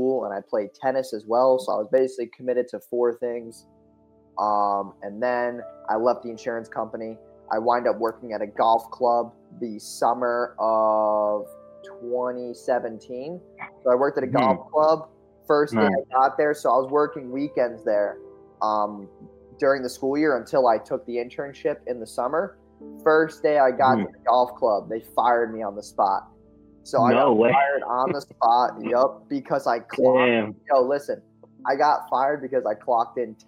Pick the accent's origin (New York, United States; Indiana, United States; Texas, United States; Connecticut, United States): New York, United States; Orange County; I'm from Orange County, New York